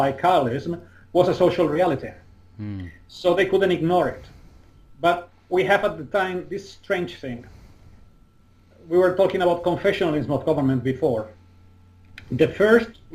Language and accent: English; Spain; in my hometown